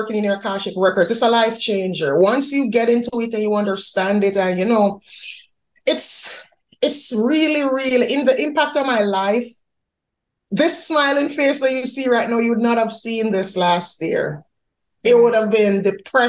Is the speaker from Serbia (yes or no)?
no; Jamaica; moved away as an adult; now in United States; I'm Jamaican by birth. I was born in Jamaica. I moved to the U.S. 2016